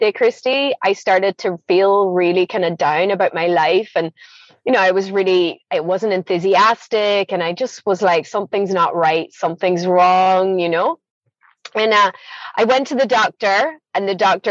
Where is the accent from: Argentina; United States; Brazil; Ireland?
Ireland; moved away as an adult; also born or lived in Scotland; I grew up in Scotland, moved to Ireland in the 80s, always felt like I never really belonged in Ireland, never felt I belonged in Scotland